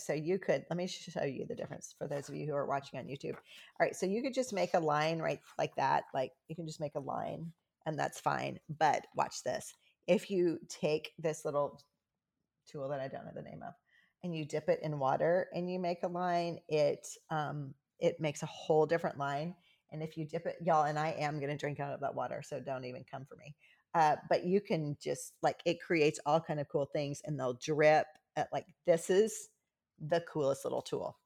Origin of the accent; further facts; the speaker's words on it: the South, United States; I'm from the South.